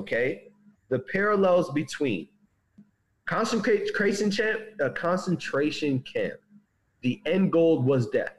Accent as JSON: {"language": "English", "region": "the North", "country": "United States", "said": "I'm from the North, and we didn't have no plantation."}